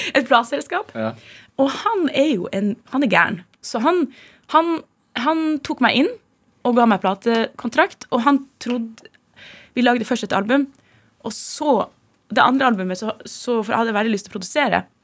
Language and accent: Norwegian; Tromsø, Troms, Norway; moved away; Jeg vokste opp i Tromsø